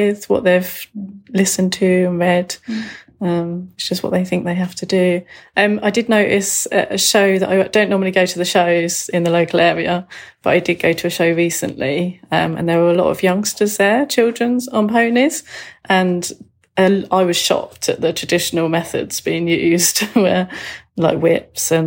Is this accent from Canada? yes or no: no; United Kingdom; from the UK.